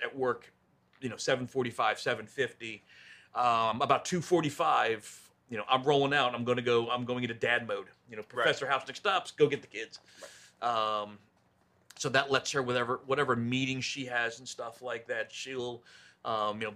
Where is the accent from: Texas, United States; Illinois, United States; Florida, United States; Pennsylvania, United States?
Pennsylvania, United States; moved away as an adult; also born or lived in North Carolina / Maryland; now in Russellville, United States; we grew up eventually in Pennsylvania